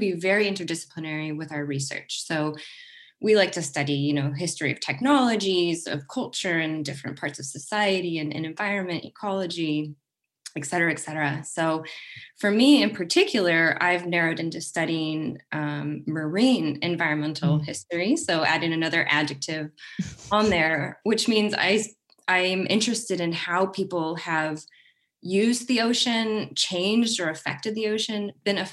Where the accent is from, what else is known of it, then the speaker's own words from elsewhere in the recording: Kansas, United States; now in Oregon, United States; I grew up in Kansas, which is about as far away from the ocean as you can literally get in the United States.